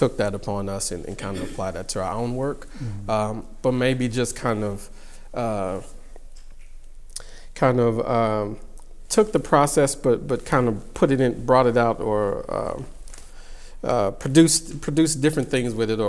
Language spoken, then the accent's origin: English; Houston, Texas, United States; I grew up in the South, and Houston, Texas, specifically